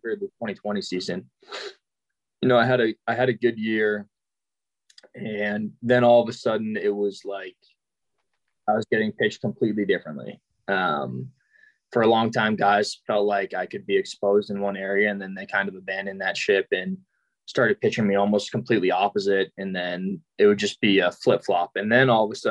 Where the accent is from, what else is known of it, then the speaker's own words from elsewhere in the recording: Massachusetts, United States; moved away as an adult; also born or lived in San Francisco; now in Nashville, United States; I was born in Massachusetts, so I lived there until I went to college